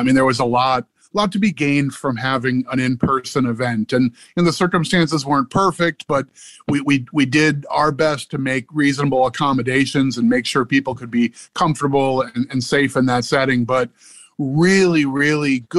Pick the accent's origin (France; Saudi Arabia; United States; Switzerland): United States; Midwest; now in Maryland, United States; I grew up in the Midwest in like sort of an extended part of Tornado Alley